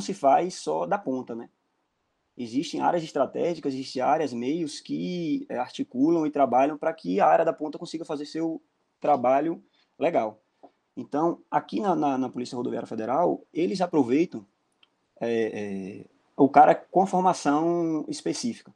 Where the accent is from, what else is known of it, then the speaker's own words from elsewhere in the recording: Mutuípe, Bahia, Brazil; now in Brasília, Brazil; sou natural da cidade de Mutuípe, Bahia